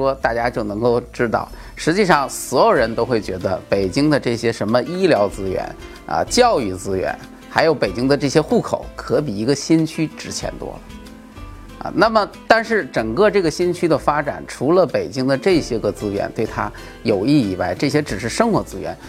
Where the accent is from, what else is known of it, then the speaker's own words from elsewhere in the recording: China; 而且在我们中国